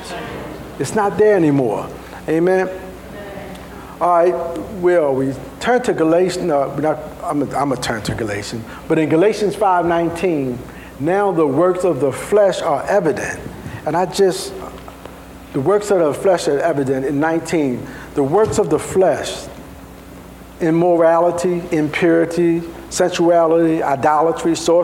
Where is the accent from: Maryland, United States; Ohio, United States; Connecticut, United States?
Maryland, United States; Baltimore; I'm from Baltimore. Sometimes we add a couple little things.